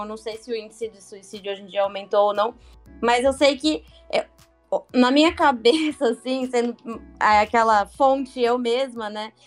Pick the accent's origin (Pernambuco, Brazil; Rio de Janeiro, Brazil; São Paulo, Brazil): São Paulo, Brazil; Santos; also born or lived in Northeast Brazil; Eu sou daqui de Santos, morei três anos quase aí no Nordeste